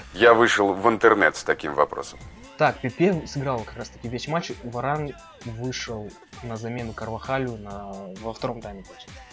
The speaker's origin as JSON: {"language": "Russian", "town": "Bishkek", "country": "Kyrgyzstan", "said": "Я из Бишкека"}